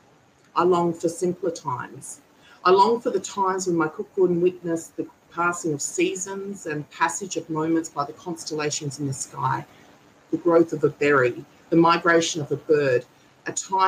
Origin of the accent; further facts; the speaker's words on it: Kaurna Yerta, South Australia, Australia; I'm a Gunditjmara woman born and raised on Kurna Yerra